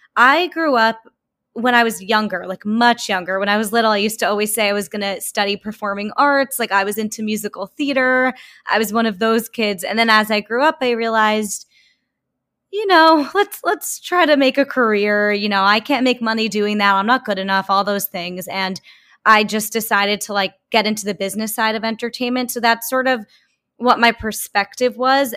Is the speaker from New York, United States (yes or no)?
yes; Long Island, New York, United States; moved away as an adult; also born or lived in New Orleans; I am from Long Island